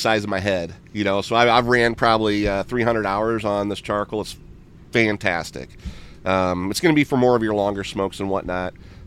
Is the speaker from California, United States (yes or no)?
no; St. Louis, Missouri, United States; I'm from St. Louis